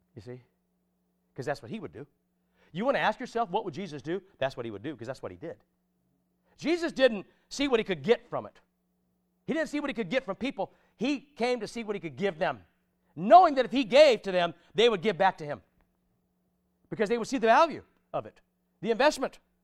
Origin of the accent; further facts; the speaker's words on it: United States; I'm an American citizen